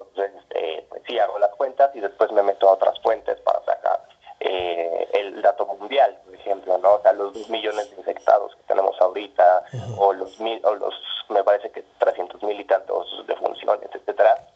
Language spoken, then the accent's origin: Spanish; Mexico City, Mexico; mi infancia la hice pues, prácticamente en el sur de la ciudad